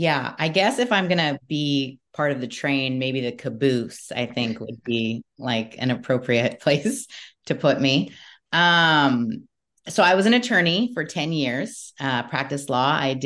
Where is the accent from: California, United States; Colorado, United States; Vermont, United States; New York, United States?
California, United States; Newport Beach; So I grew up in Newport Beach, California, and I listened to, I guess it would be considered alternative, music. I grew up in the 80s and the 90s.